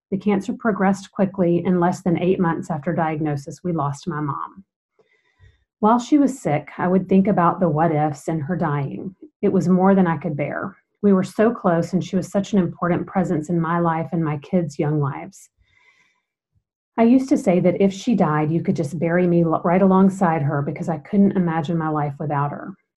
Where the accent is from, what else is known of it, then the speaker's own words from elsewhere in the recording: Macon, Georgia, United States; I was born and raised in Macon, Georgia